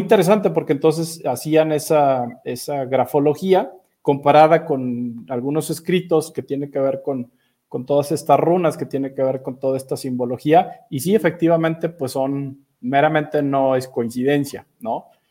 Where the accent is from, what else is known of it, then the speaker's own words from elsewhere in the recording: Mexico City, Mexico; moved away; Yo todavía soy de los que dice DF